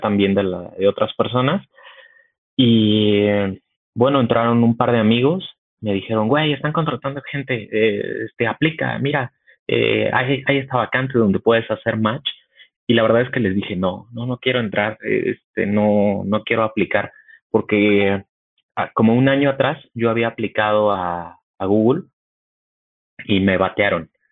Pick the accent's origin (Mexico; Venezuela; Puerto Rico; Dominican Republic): Mexico; Mexico City; soy mexicano y vivo en la Ciudad de, de, México. Aquí estoy. Soy, soy capitalino de toda la vida.